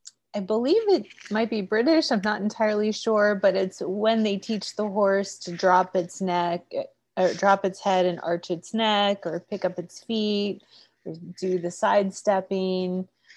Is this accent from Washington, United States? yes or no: yes; Seattle, Washington, United States; also born or lived in Maryland / Delaware; So we started off in Maryland, Delaware area. And then I actually did my university and high school out in Seattle.